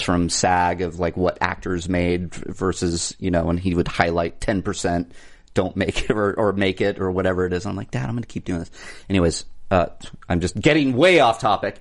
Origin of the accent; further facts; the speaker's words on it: Orange County, California, United States; I grew up in Orange County